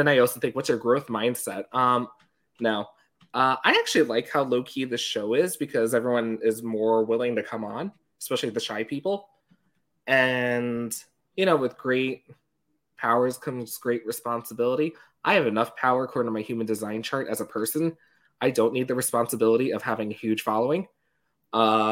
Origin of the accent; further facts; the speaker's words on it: New York, United States; I grew up in New York.